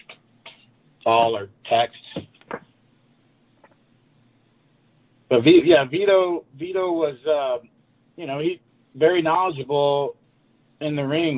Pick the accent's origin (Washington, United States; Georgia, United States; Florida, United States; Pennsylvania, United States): Georgia, United States; Atlanta; now in Phoenix, United States; I live in Phoenix and I'm from Atlanta